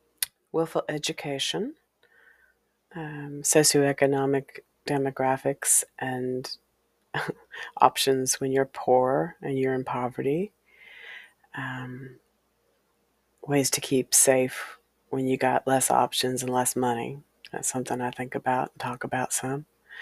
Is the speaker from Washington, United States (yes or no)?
yes; Walla Walla, Washington, United States; the house on Valencia Street, was a house I grew up in Walla Walla, Washington, many decades ago, several decades ago.